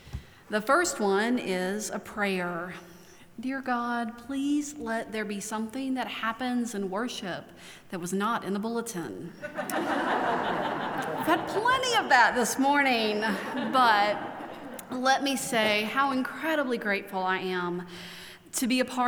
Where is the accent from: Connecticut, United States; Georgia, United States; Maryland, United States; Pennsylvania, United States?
Maryland, United States; now in Asheville, United States; I could tell you that I'm from Maryland. It's where my parents are both from, my extended family lives.